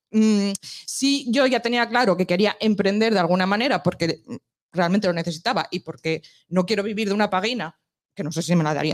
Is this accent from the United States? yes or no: no; La Viana / La Corredoria, Asturias, Spain; Y no solo de la Viana, tengo que decir que soy de la Correoria